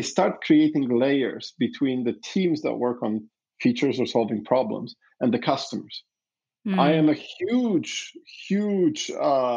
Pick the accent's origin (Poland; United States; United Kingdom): Poland; I was born in Poland during communism